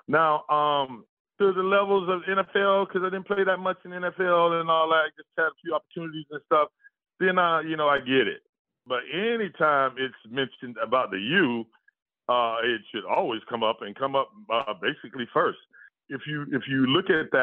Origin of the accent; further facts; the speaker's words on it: Jacksonville, Florida, United States; I'm from Jacksonville.